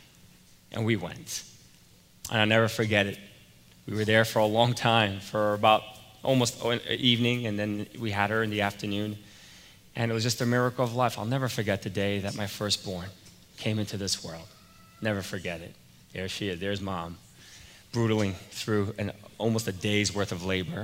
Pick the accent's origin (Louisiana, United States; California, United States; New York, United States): New York, United States; moved away; I was from New York